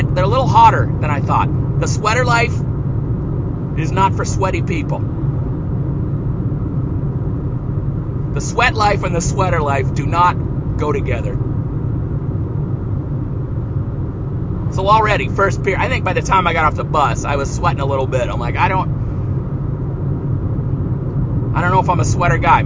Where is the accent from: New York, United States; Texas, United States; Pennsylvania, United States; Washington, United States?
Washington, United States; Seattle; my hometown baseball team